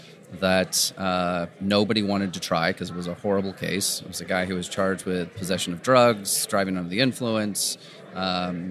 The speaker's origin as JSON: {"language": "English", "town": "San Rafael", "region": "California", "country": "United States", "tie": "born or raised there", "also_born_or_lived": "San Diego", "said": "I grew up here in Northern California, just on the other side of the Golden Gate Bridge"}